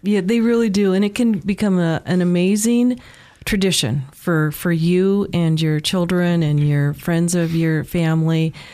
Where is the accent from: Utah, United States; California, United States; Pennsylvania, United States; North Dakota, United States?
North Dakota, United States; Williston; moved away as an adult; now in Treasure Valley, United States; Born and raised in Williston, North Dakota.